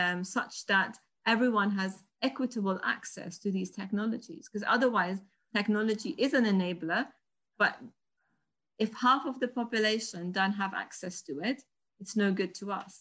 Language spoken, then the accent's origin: English; Afghanistan; moved away; I'm originally from Afghanistan.